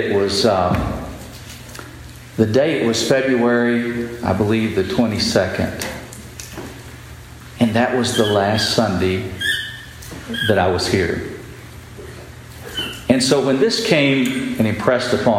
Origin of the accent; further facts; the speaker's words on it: West Texas, United States; moved away as an adult; I grew up in West Texas and lived there the first 30 years of my life